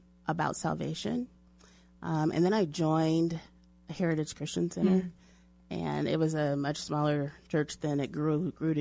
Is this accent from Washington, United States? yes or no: no; Denver, Colorado, United States; also born or lived in Illinois; I actually grew up here in Denver